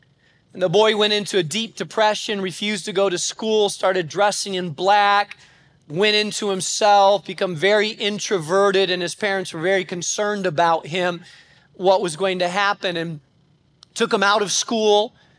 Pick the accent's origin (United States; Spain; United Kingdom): Spain; When I grew up in Spain, Spain was an extremely difficult place to plant a church.